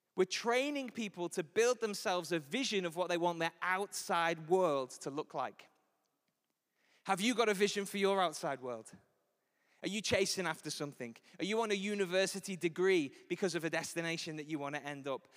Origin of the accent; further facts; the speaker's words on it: Liverpool, North West England, United Kingdom; I'm from Liverpool. I was raised in Anfield. I was there for nineteen years